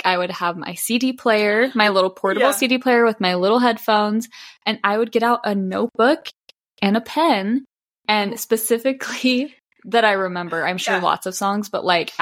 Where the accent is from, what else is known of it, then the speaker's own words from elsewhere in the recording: Sandy, Utah, United States; we are both from Utah, and I grew up in Sandy, Utah